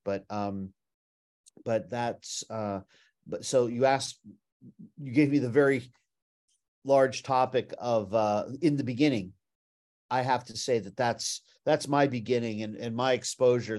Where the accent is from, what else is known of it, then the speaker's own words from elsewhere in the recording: Beverly Hills, California, United States; I grew up in Beverly Hills, California